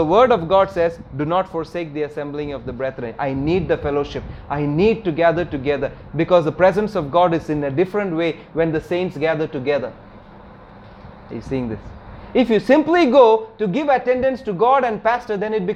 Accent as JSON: {"language": "English", "region": "Kerala", "country": "India", "tie": "born or raised there", "said": "my hometown in Kerala"}